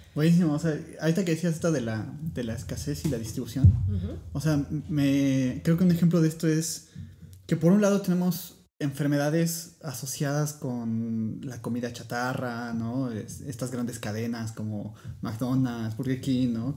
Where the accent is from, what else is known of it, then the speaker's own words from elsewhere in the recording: Puebla, Mexico; los dos somos de Puebla